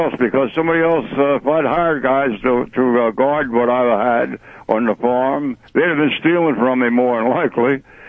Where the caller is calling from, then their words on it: Lenhartsville, Pennsylvania, United States; Yeah, it's Lenhartsville. It's right outside of Kutztown.